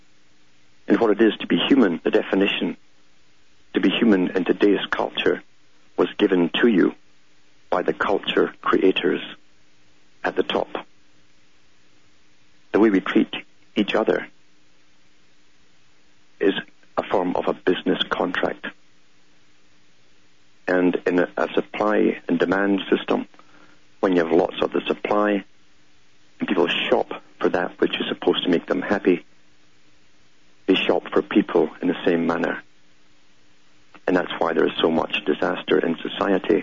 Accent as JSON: {"language": "English", "country": "United Kingdom", "tie": "born or raised there", "said": "I grew up in Britain knowing this system existed"}